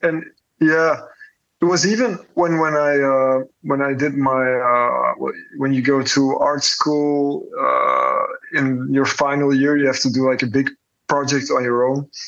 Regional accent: Belgium; born or raised there; now in Antwerp, Belgium

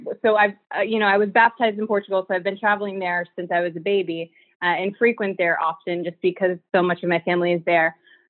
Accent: Central Falls, Rhode Island, United States; the full Portuguese name, and I was born and raised in Central Falls, Rhode Island. I am the proud daughter of two immigrants. Both of my parents are from Viana do Castelo in Minho, Portugal, on the mainland

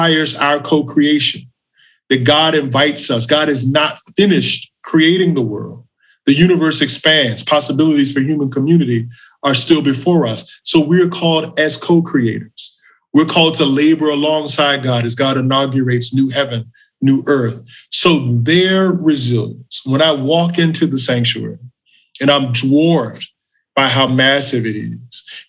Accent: Macon, Georgia, United States; moved away; We were living in Macon, Georgia, my hometown

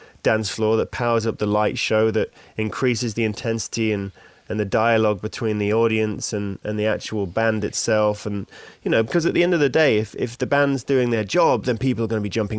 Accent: Australia; accent: Australian; now in London, United Kingdom; My Australian accent.

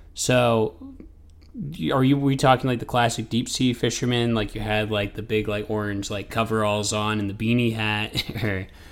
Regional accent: Maine, United States; I'm from Maine, so I've grew up in there.

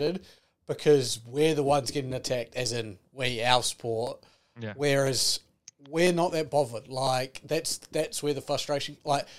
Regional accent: New Zealand; as a New Zealander

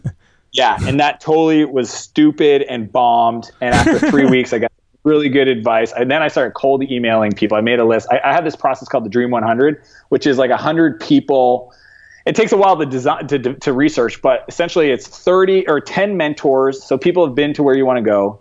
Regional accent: Eastern Canada, Canada; moved away as an adult; now in San Francisco, United States; my small hometown that I grew up in in Canada

